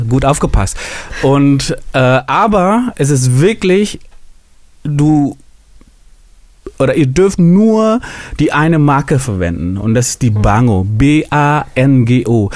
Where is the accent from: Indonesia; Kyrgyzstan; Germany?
Indonesia; moved away; ich komme ja aus Indonesien